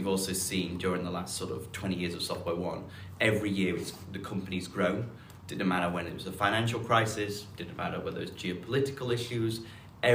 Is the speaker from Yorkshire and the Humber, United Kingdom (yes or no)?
yes; Huddersfield, Yorkshire and the Humber, United Kingdom; moved away; I grew up in the north of England in a town called Huddersfield